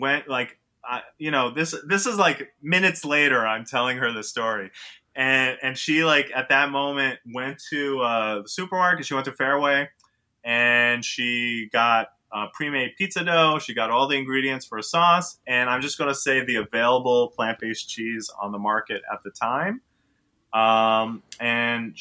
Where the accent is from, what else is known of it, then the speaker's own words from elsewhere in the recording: New York City, New York, United States; moved away; also born or lived in Israel; I grew up on the Upper West Side. I live in Harlem now